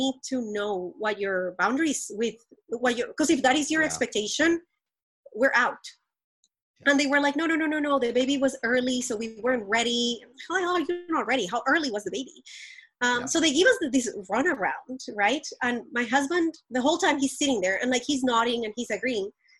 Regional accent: Colombia; moved away; I grew up very privileged in Colombia

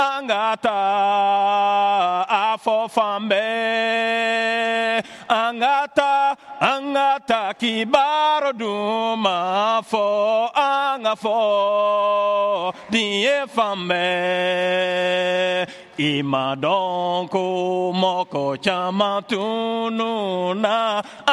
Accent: Mali; first language Bambara; English is a second language; moved away as an adult; now in Canada; growing up in Mali, I grew up with radio.

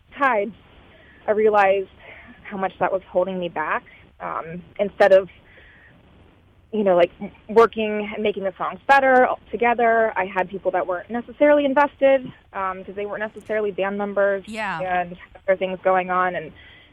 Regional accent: Savannah, Georgia, United States; moved away as an adult; now in Chicago, United States; my hometown, Savannah, and my relationship with that place

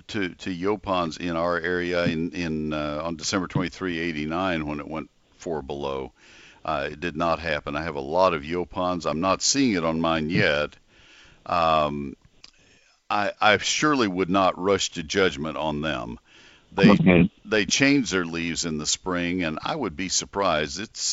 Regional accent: College Station, Texas, United States; also born or lived in Ohio / Collin County, Texas; I grew up in College Station.

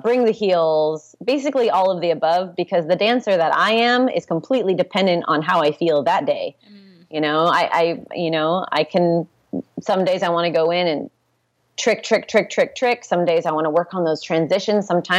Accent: Santa Rosa, California, United States; also born or lived in Portland, Oregon / San Jose, California; I grew up here. I grew up in Santa Rosa

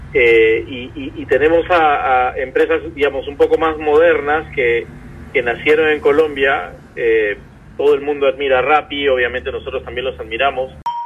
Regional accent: Peru; nosotros somos emprendedores peruanos

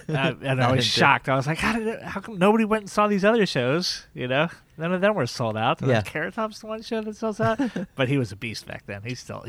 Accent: Key West, Florida, United States; And then we settled in Key West, Florida, and I went to high school there, and I consider that basically my hometown.

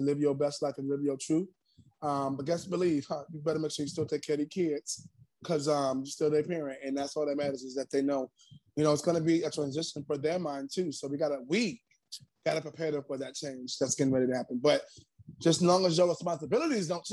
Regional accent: New York City, New York, United States; I'm from Harlem

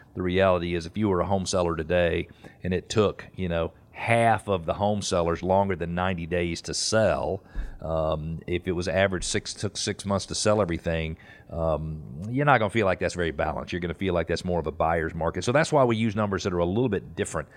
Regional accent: Peachtree Corners, Georgia, United States; I grew up in Peachtree Corner, Corners

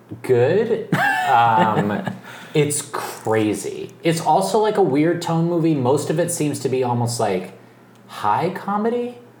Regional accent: Texas, United States; Growing up in Texas

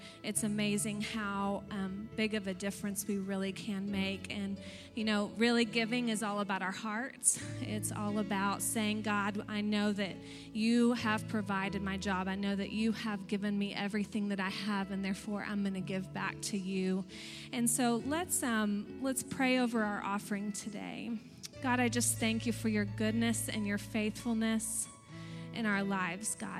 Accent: Texas, United States; now in Pennsylvania, United States; I'm from Texas

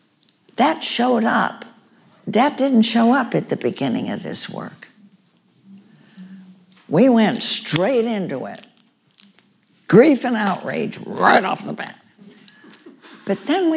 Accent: New York, United States; my home state of New York

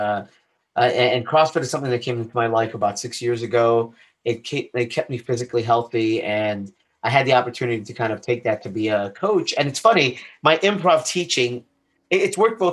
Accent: Chicago, Illinois, United States; moved away as an adult; also born or lived in Boston; now in Sarasota, United States; grew up on the south side of Chicago. Up until the age of 18.

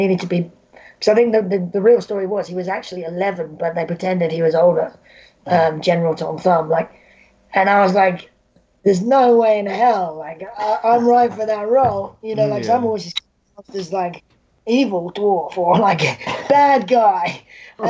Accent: United Kingdom; accent: British; my British accent

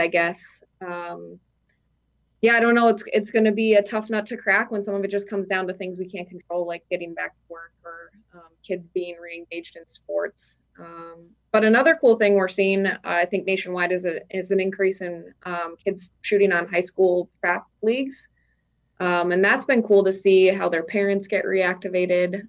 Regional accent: Minneapolis, Minnesota, United States; moved away as an adult; also born or lived in Crookston, Minnesota; now in North Dakota, United States; I am originally from Minnesota, from the Twin Cities, um, but grew up just spending a lot of time um, going up north

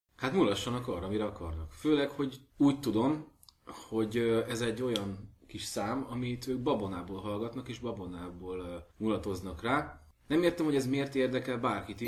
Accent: Somogy, Hungary; moved away; én vidéki vagyok, mint egy gémes kút, és éppen annak a csapatnak szurkoltam mindig, akik az én hometownom melletti kis falvakba játszottak, úgyhogy, úgyhogy hajrá Somogy

